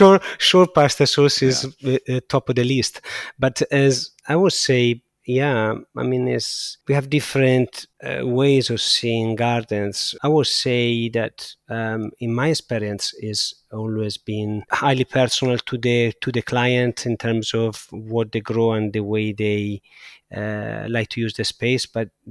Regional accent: Siena, Tuscany, Italy; I grew up in a place where there was absolutely no garden. I grew up in the center of Siena, and I have no memories of gardens.

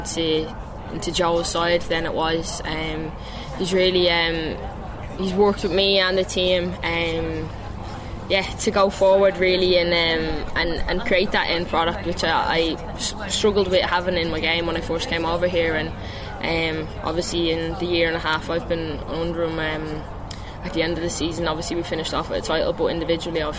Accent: Ireland; moved away as an adult; being named Irish captain

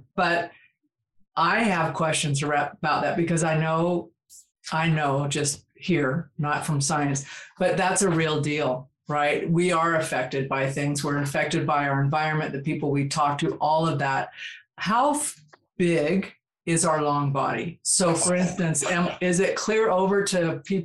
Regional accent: California, United States; moved away; I grew up in California. I now live in the next state over

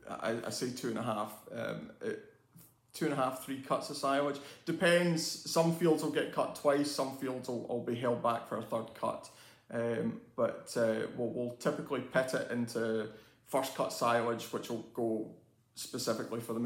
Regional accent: Campbeltown, Scotland, United Kingdom; also born or lived in Fife; We moved from Fife through to Campbelltown when I was round about, I don't know, I would say 12 years old

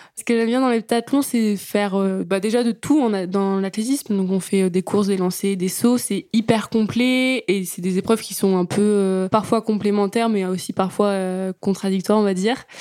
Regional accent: Yvetot, Normandy, France; also born or lived in Sotteville-lès-Rouen; je suis originaire d'Ifto

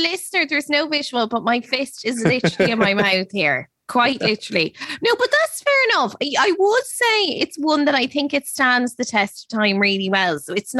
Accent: Ireland; we're Irish.

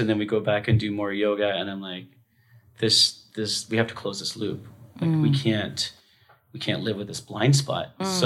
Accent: Vancouver, British Columbia, Canada; also born or lived in Tofino, Canada; my hometown in Vancouver

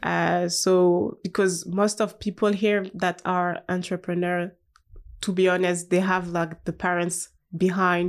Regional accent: Haute-Savoie, Auvergne-Rhône-Alpes, France; English is a second language; also born or lived in Paris; I'm from Haute Savoie, so it's like, um, in the mountain

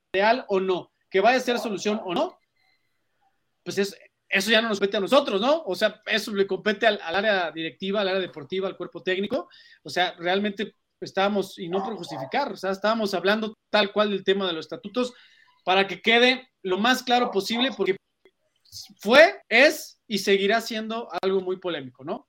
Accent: Mexico City, Mexico; Yo nací en, la Ciudad de México y tengo toda mi vida viviendo en México

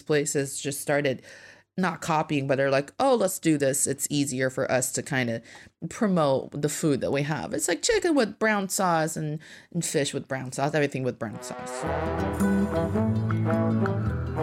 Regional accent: Northeast China, China; now in Beijing, China; I am from the northeast part of China

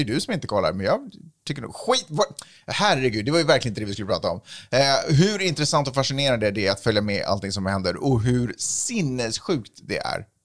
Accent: Sweden; now in United States; när jag är hemma i Sverige

